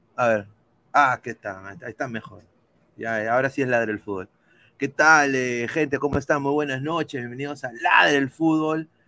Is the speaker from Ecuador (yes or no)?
no; Peru; moved away; yo soy peruano